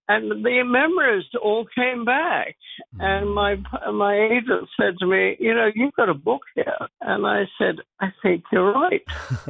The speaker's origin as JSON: {"language": "English", "region": "London", "country": "United Kingdom", "tie": "born or raised there", "also_born_or_lived": "Johannesburg, South Africa / Hwange, Zimbabwe", "moved": "as an adult", "said": "when I was a very young woman in England, where I was born. I come from London, as you can probably tell."}